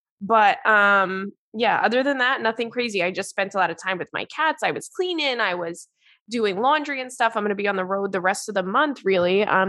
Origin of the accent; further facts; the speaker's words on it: Brooklyn, New York, United States; I'm from Brooklyn and my family is loud and makes fun of each other from a place of love, of course.